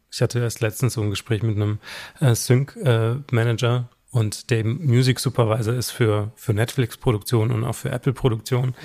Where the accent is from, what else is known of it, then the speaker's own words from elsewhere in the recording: Southern Germany, Germany; ich komme aus Süddeutschland